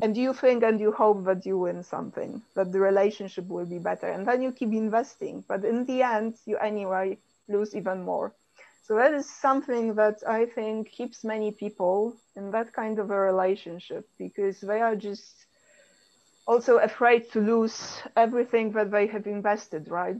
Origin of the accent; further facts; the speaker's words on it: Poland; I come from Poland